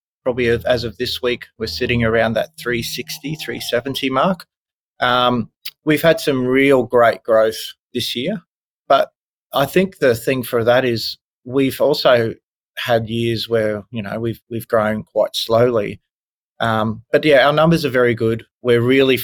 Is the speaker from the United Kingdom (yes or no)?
no; country Queensland, Australia; also born or lived in Brisbane; I grew up in a country town in country Queensland